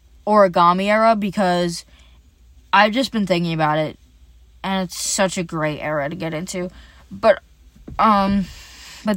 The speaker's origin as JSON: {"language": "English", "country": "Ireland", "said": "Basically me. Because I'm Irish."}